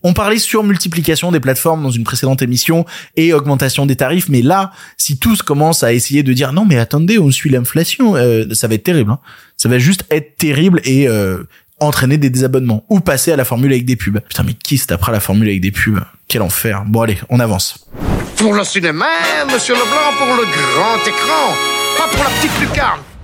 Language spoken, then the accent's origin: French; Lyon, Auvergne-Rhône-Alpes, France; je suis lyonnais, c'est-à-dire quand j'étais gamin, j'allais voir le théâtre de Guignol, donc j'ai grandi avec ces, figures de la marionnette